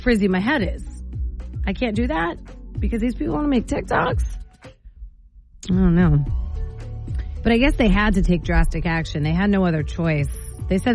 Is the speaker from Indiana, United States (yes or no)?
no; Sparta, New Jersey, United States; now in Maine, United States; back in my town, I'm from Sparta, New Jersey